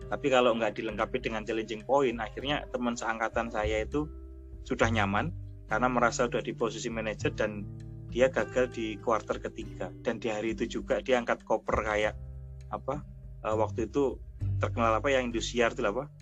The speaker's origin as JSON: {"language": "Indonesian", "town": "Surabaya", "region": "East Java", "country": "Indonesia", "said": "banyak orang yang bilang saya itu dari Surabaya. Tapi ketika saya sekarang pulang ke Surabaya dibilang masnya dari Jogja ya gitu"}